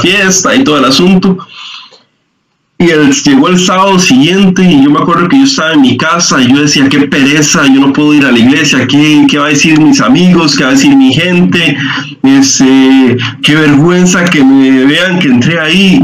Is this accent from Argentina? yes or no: no; Liberia, Guanacaste, Costa Rica; yo soy de, soy de Guanacaste, ¿verdad? De, Liberia. Eh, me fui allá más o menos cuando tenía como 10 años